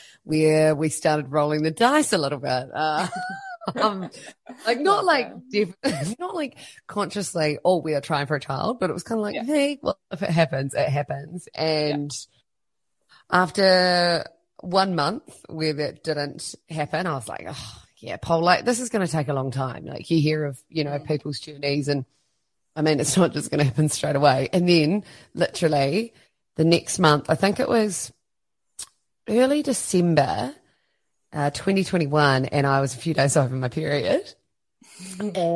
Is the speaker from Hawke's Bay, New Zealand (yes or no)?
no; Christchurch, Canterbury, New Zealand; moved away as an adult; also born or lived in Melbourne, Australia; I am originally from Christchurch, New Zealand